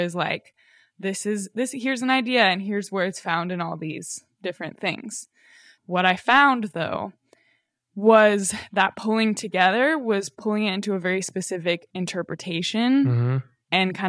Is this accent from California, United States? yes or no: no; Colorado, United States; now in Los Angeles, United States; Yeah, like I grew up in Colorado, so it was like, tried to be somewhat natural